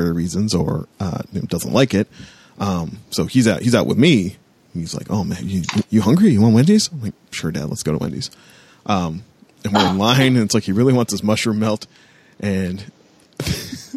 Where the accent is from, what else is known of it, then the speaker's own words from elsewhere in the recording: a border town near Detroit, Ontario, Canada; moved away; I grew up in a border town